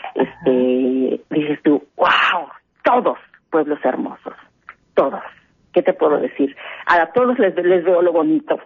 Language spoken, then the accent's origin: Spanish; Mexico; que somos mexicanos